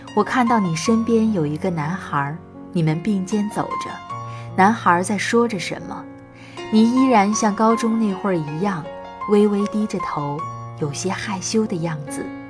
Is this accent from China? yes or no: yes; Northeast China, China; moved away as an adult; now in Xinyang, China; 是一位东北人，在河南信阳工作